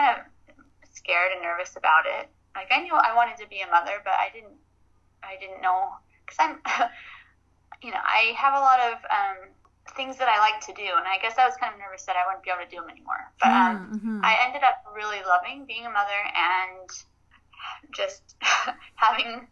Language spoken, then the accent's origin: English; Arizona, United States; I grew up in Arizona